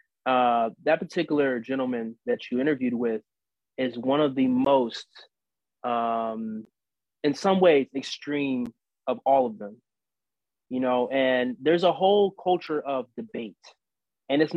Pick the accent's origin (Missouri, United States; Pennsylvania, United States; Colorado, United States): Missouri, United States; St. Louis; moved away; I didn't grow up in Israel. I grew up in St. Louis